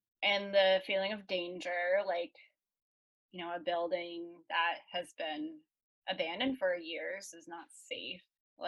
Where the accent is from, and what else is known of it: Chelmsford, Massachusetts, United States